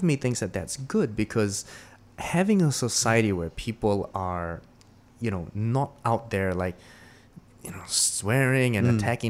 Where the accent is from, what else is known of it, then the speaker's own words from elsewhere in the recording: New Zealand; now in Singapore; one of the things that shocked me when I came from New Zealand to Singapore was people say, oh, I need to go shit.